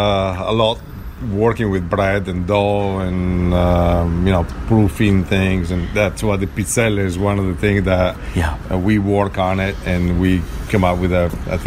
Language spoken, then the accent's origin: English; Vicenza, Veneto, Italy; moved away; I'm from Vicenza, it's a small town halfway between Verona and Venezia.